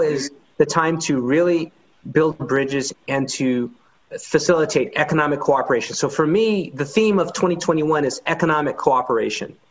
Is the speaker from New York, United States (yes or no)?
no; Oakland, California, United States; also born or lived in San Francisco / San Leandro; I was born in San Francisco, but spent most of my upbringing in Oakland and um, San Leandro in the East Bay.